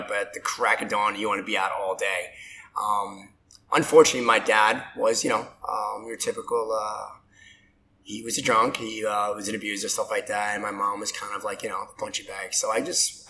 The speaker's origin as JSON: {"language": "English", "town": "New York City", "region": "New York", "country": "United States", "tie": "born or raised there", "accent": "hard Brooklyn", "said": "So I grew up in Brooklyn, Red Hook, New York"}